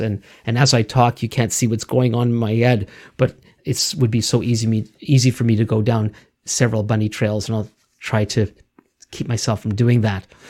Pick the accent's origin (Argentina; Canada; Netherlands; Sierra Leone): Canada; Montreal, Quebec; we both grew up in the city of, of Montreal